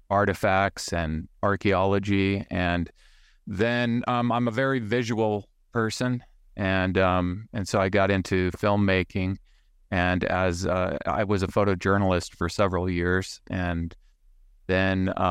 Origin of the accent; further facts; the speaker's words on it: Saudi Arabia; I grew up in the Middle East. I was raised in Saudi Arabia. My father worked for uh, the oil company there, or a oil company there. And so um, I grew up camping in the desert looking for artifacts.